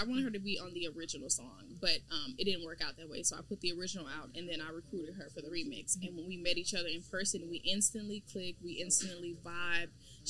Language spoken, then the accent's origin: English; Houston, Texas, United States; I'm from Houston. So I'm from Houston, Texas, for all you guys watching. But specifically for the people that are from Houston, I'm from Ridgemont. So I'm from Ridgemont Heights.